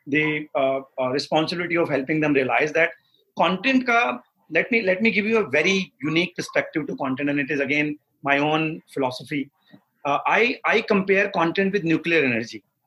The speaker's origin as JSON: {"language": "Hindi", "region": "Haryana", "country": "India", "tie": "born or raised there", "moved": "yes", "said": "हरियाणा हम्म। के एक बहुत छोटे से गांव में बड़ा हुआ हूँ पचास साठ घर है मेरे गाँव में मैंने पूरी स्कूलिंग वहीं से करी है"}